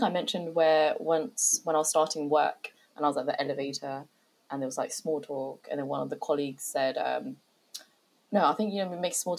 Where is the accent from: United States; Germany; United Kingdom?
United Kingdom; I'd always say I'm British.